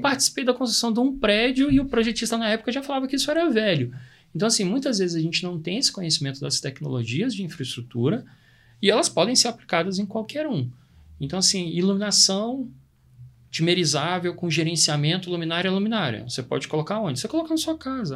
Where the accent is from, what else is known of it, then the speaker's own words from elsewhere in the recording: Brazil; A gente é brasileiro